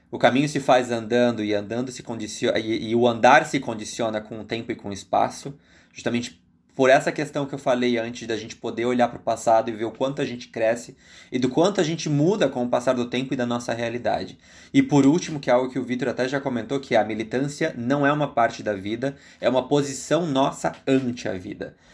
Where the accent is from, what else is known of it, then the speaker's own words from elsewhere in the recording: Brazil; moved away; also born or lived in Argentina; nós somos brasileiros